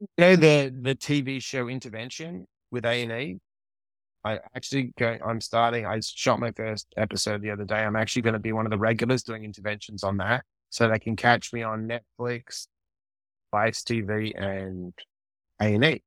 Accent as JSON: {"language": "English", "country": "Australia", "tie": "born or raised there", "also_born_or_lived": "New York", "moved": "yes", "lives_now": "Los Angeles, United States", "said": "I didn't grow up with the cold in Australia"}